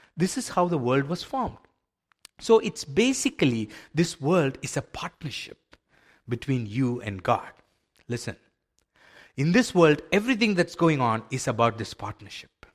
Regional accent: India; I grew up in India in a, in a faith where we were so used to sacrifices

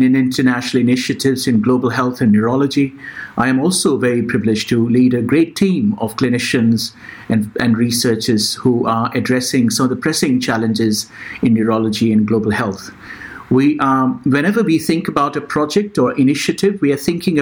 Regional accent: India; moved away; I was born in India, and we had very limited resources

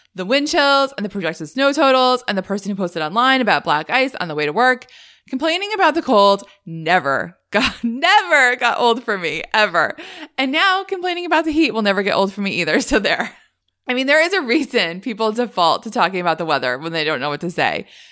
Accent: Northeast, United States; I grew up in the Northeast, which I think must go back to school later than anyone else.

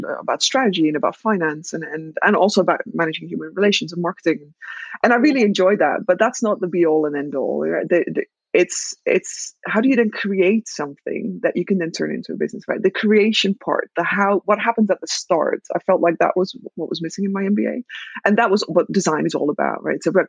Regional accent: Netherlands; I am Dutch and I was born and raised in the Netherlands.

